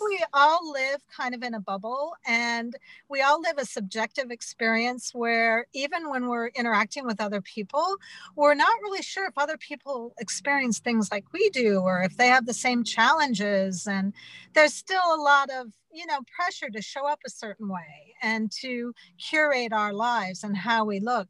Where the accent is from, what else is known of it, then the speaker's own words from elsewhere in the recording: Butte, Montana, United States; I'm from Butte, Montana, and I'm Irish American